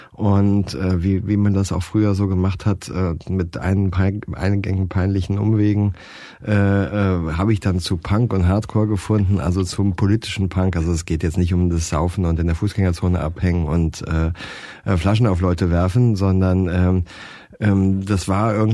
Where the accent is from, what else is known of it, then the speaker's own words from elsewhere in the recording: Baden-Baden, Baden-Württemberg, Germany; ich bin in Baden-Baden aufgewachsen